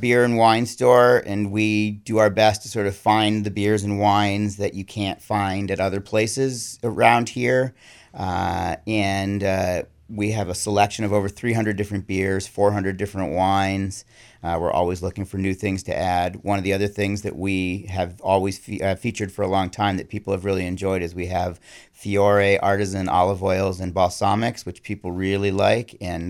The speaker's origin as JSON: {"language": "English", "town": "Ann Arbor", "region": "Michigan", "country": "United States", "tie": "born or raised there", "also_born_or_lived": "Buffalo, New York / Massachusetts", "said": "Most recently, I came from Massachusetts, but I grew up in Ann Arbor, Michigan, Buffalo, New York, and then I've lived in New England now for about 30 years."}